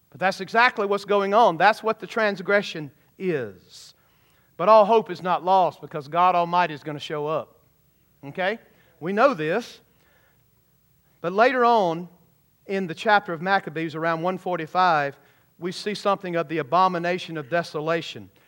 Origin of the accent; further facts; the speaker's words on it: Georgia, United States; When I was a kid growing up in Georgia